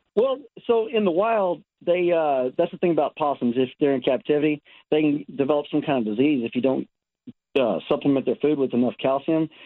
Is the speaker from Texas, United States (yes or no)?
yes; Texas, United States; now in Southern California, United States; I'm originally from Texas. I, I have a twin brother, and uh, we moved out here. Shoot, 17 years ago